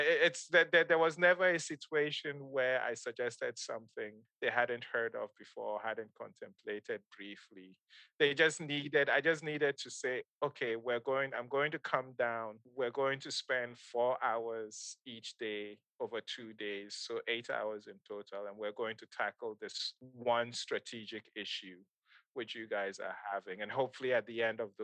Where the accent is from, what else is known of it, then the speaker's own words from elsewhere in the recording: Kano, Kano State, Nigeria; moved away; also born or lived in Ghana; I grew up in Nigeria